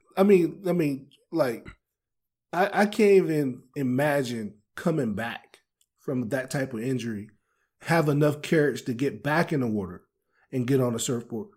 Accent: Maryland, United States; I'm from Maryland

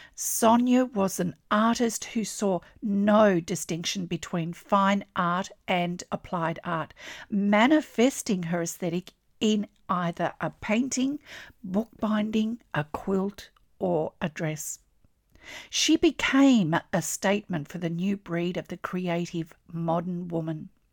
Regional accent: Australia; I'm an Australian textile artist

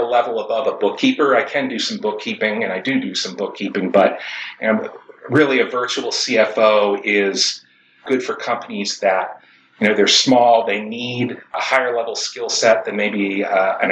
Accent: Boston, Massachusetts, United States; moved away as an adult; also born or lived in Michigan / California; I grew up in the Boston area

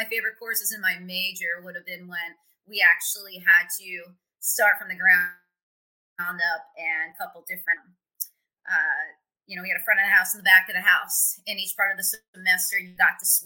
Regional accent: Pottstown, Pennsylvania, United States; moved away as an adult; now in Indianapolis, United States; my hometown, Pottstown

